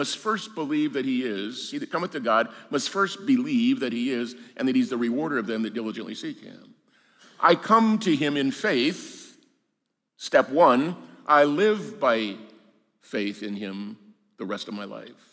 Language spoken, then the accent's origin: English; Arizona, United States; moved away as an adult; I grew up in Arizona and then taught there for 9 years before I came to the seminary 37, 38 years ago.